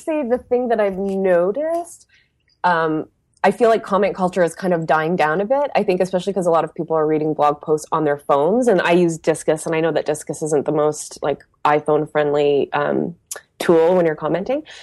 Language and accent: English; Windsor, Ontario, Canada; now in Montreal, Canada; I grew up in a blue collar, um, industrial town called Windsor, Ontario